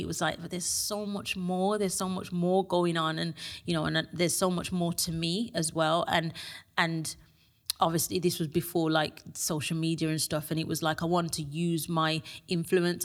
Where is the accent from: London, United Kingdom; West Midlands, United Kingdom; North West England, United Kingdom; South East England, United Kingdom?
West Midlands, United Kingdom; Birmingham; from Birmingham